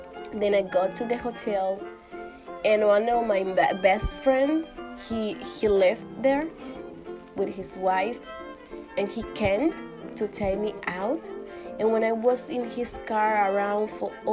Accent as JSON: {"language": "English", "country": "Dominican Republic", "tie": "born or raised there", "second_language": "English", "moved": "yes", "said": "But I was born in Dominican Republic, which is a Caribbean country"}